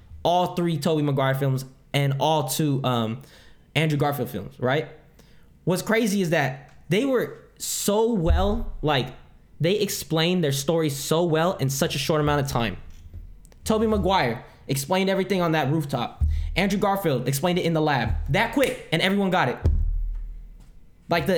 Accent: Philippines; first language Tagalog; English is a second language; I'm Filipino, and to hear my native language, my native tongue

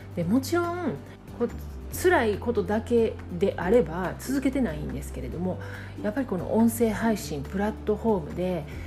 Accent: Kansai, Japan; accent: Kansai dialect; 関西弁でゆるくお届けしています

